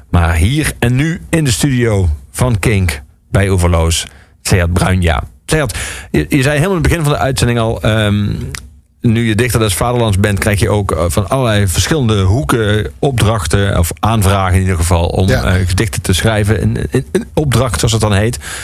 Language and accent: Dutch; Limburg, Netherlands; waar ik vandaan kom in Limburg